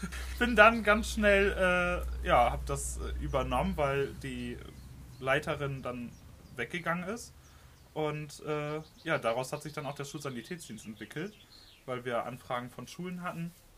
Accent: Lemwerder, Lower Saxony, Germany; ich bin 22 Jahre alt und komme aus Limberda

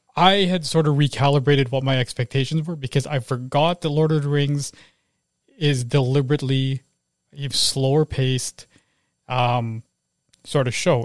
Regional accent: Canada; I was born here

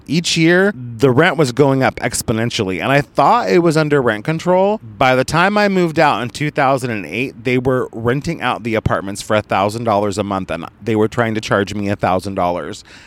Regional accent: Oregon, United States; now in Los Angeles, United States; I was grew up in Oregon

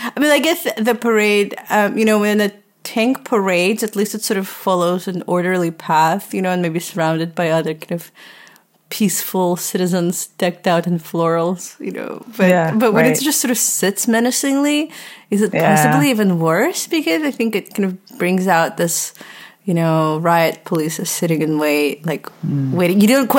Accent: Texas, United States; Well, yeah, growing up in Texas and in a suburb, you would think that that's a part of it.

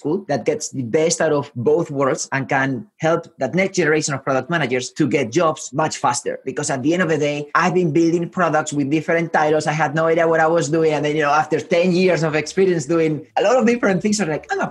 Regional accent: Spain; also born or lived in Santiago, Chile; now in San Francisco, United States; I was born in Spain. I lived in South America, in Santiago, in Chile

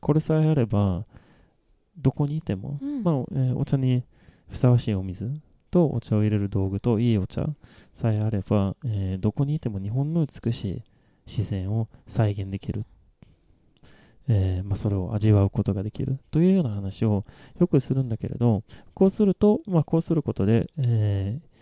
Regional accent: Malmö, Skåne, Sweden; first language Swedish; Japanese is a second language; moved away as an adult; now in Japan; 私の生まれ育ったマルムっていう町は

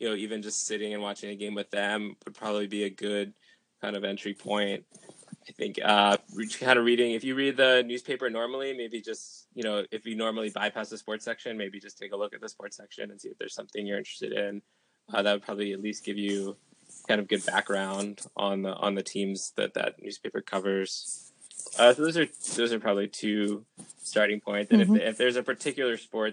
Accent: Washington, District of Columbia, United States; moved away; also born or lived in New York City; I came from Washington, D.C.

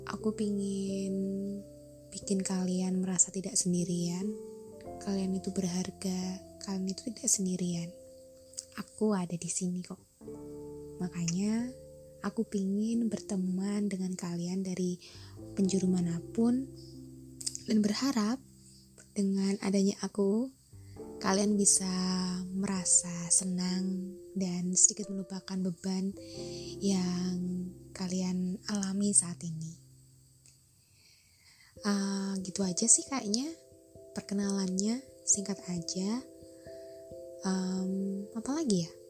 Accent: Java, Indonesia; aku juga orang Jawa asli jadi nanti kalau misalnya ada logat yang aneh atau tutur bahasa yang lucu buat kalian mungkin aku minta maaf

